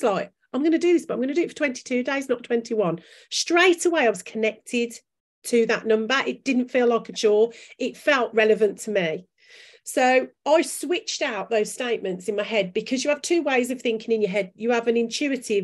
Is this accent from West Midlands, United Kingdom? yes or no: yes; Birmingham, West Midlands, United Kingdom; accent: Brummie; my Brummie accent